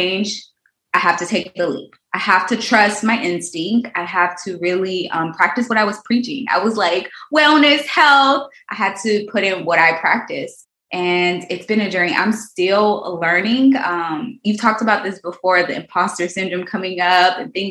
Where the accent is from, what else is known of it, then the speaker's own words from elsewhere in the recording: Houston, Texas, United States; I'm from Houston, Texas. I grew up in a, not so great neighborhood